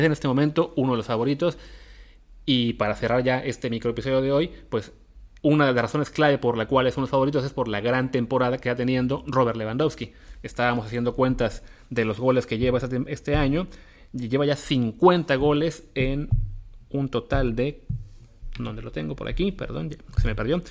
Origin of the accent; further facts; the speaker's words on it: Mexico; para nosotros como mexicanos